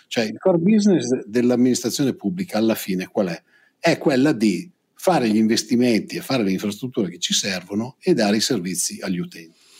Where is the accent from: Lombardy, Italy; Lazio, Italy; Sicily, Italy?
Lombardy, Italy; io vengo dalla provincia di Pavia